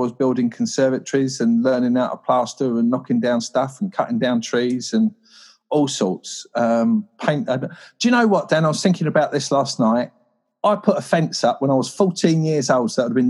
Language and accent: English; Croydon, London, United Kingdom; London, this all is. This is all Croydon, Addiscombe, South London.